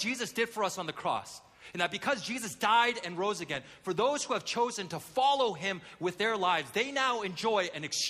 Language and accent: English; Vancouver, British Columbia, Canada; as a kid, I grew up in Vancouver. Not Vancouver, Washington, but the real Vancouver, Vancouver, Canada